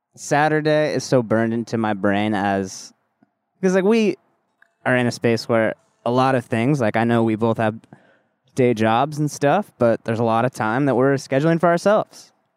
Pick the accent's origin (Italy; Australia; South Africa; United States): United States; Southern California; I grew up in Southern California